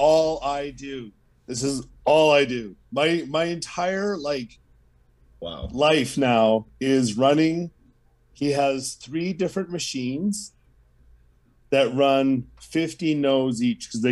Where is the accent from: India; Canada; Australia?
Canada; I'm Canadian